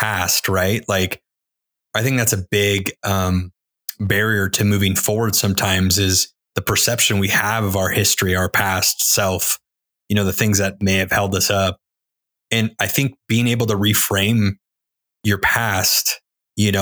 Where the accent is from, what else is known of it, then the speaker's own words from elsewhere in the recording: California, United States; From California as well